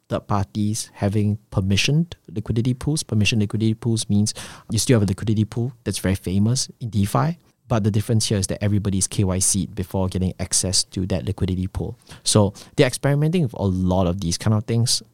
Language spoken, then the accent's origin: English; Singapore; I'm from Singapore